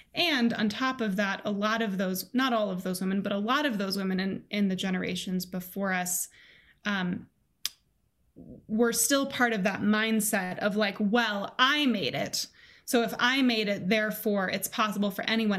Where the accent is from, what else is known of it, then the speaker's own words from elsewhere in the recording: Colorado, United States; I grew up in Colorado, um, in the United States